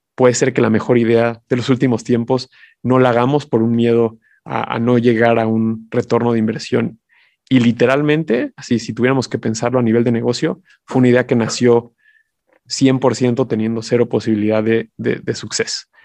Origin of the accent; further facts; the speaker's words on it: Mexico; como mexicanos